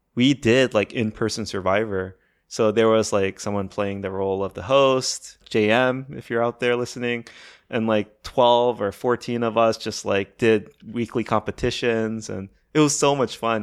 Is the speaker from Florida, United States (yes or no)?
no; Maryland, United States; I grew up in Maryland